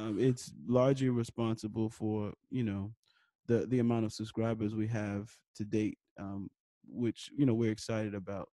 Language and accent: English; New York City, New York, United States; I was born and raised in New York City, uh, Harlem, New York